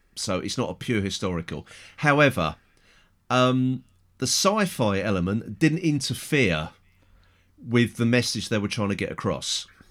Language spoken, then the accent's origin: English; England, United Kingdom; I'm English, white, middle-aged